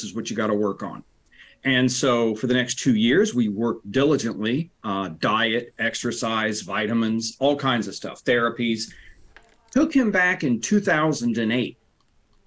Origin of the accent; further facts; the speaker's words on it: Central Ohio, United States; also born or lived in Reynoldsburg, Ohio; born and raised in Central Ohio